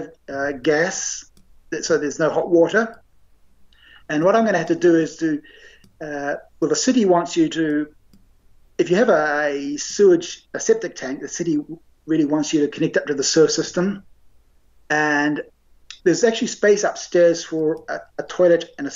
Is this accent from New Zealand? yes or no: yes; Auckland, New Zealand; now in Japan; the house I grew up in Auckland